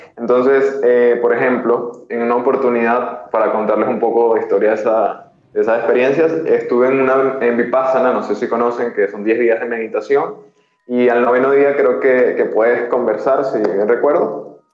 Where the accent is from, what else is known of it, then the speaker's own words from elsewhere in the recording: Venezuela; now in Peru; soy venezolano.